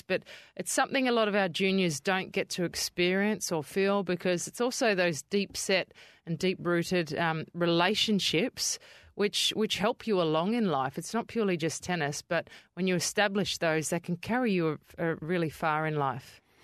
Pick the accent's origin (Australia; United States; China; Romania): Australia; Adelaide, South Australia; now in Perth, Australia; I grew up in Kidman Park, which is towards Henley Beach Way of Adelaide